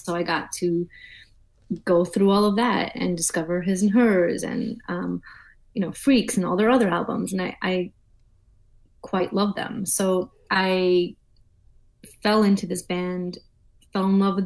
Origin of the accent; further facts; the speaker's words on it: New York, United States; moved away as an adult; also born or lived in Boston / Forres, Scotland; I'm a New Yorker.